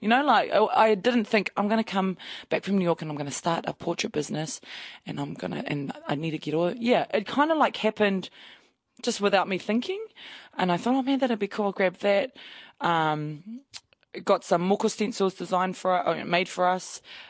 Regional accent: New Zealand; we should take photos of us as Māori again like that.

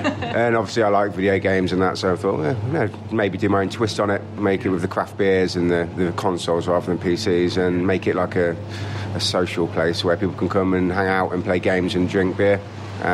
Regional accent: Lincoln, East Midlands, United Kingdom; also born or lived in Korea; I'm from Lincoln.

